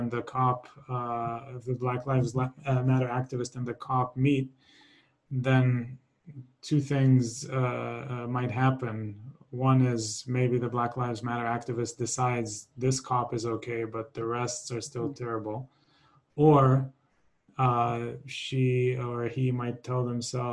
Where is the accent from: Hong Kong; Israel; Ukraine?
Israel; now in United States; I'm originally from Israel